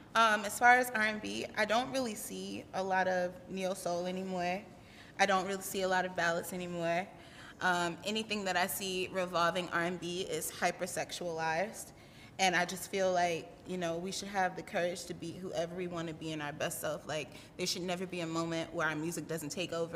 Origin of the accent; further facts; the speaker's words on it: New York, United States; moved away as an adult; now in South Carolina, United States; I was raised in New York. I'm my family moved me down there when I was one